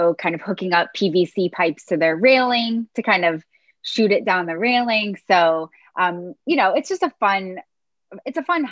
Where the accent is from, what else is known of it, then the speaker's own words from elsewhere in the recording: Chicago, Illinois, United States; I grew up in Chicago.